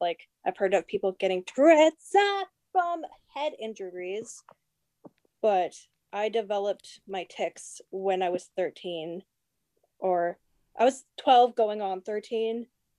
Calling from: New Brunswick, Canada; I'm calling from New Brunswick.

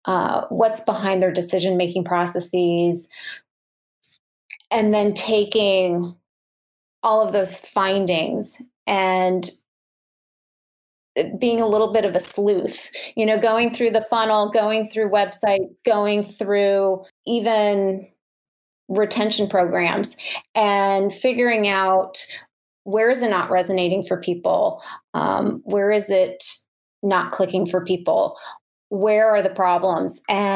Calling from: Minnesota, United States; I am just outside of Minneapolis, so the Twin Cities area.

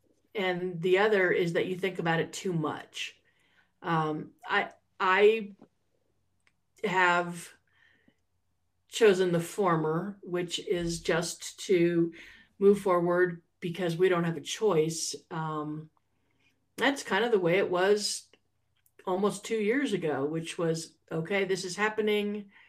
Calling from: Santa Fe, New Mexico, United States; I am calling in from Ogopogo, otherwise known as Santa Fe, New Mexico.

